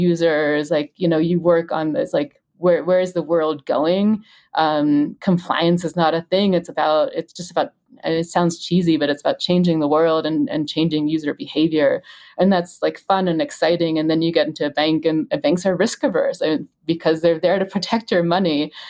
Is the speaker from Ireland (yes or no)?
no; Germany; also born or lived in United States; I'm German and I've always kind of lived in, you know, I'm in Germany, in the US, I'm American